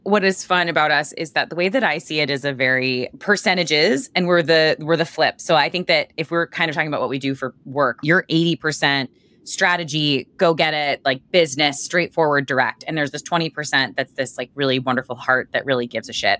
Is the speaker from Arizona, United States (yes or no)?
no; Boston, Massachusetts, United States; I'm from Boston.